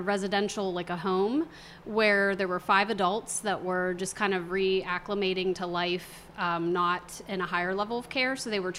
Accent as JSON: {"language": "English", "town": "Tyrone", "region": "Pennsylvania", "country": "United States", "tie": "born or raised there", "also_born_or_lived": "State College, Pennsylvania / United Kingdom", "lives_now": "Pittsburgh, United States", "said": "I grew up in Tyrone."}